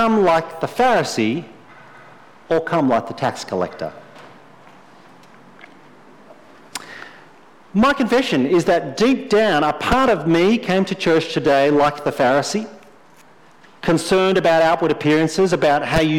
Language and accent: English; Australia; I'm an Australian male.